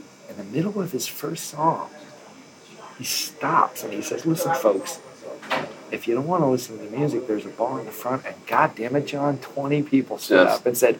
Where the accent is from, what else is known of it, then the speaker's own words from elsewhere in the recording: near Asbury Park, New Jersey, United States; I grew up at the shore, so I grew up near Asbury Park.